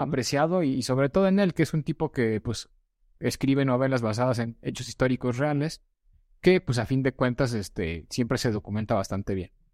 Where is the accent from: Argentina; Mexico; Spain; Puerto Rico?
Mexico; Nosotros como mexicanos